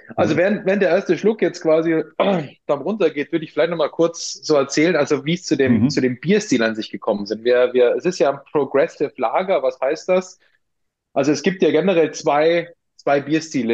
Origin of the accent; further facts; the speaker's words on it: Austria; accent: Austrian dialect; now in Munich, Germany; gebürtig aus Österreich, deswegen äh, ab und zu sorry für meine für meinen Dialekt